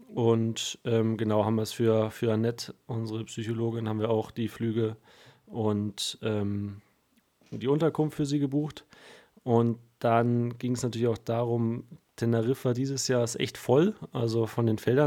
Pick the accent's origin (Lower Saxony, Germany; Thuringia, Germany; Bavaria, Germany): Bavaria, Germany; ich komme aus Bayern in der Nähe des Waldes